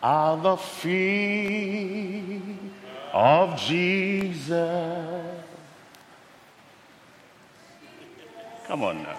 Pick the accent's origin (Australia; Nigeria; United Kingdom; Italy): Nigeria; moved away; Originally, I'm from Nigeria, but I'm here right now.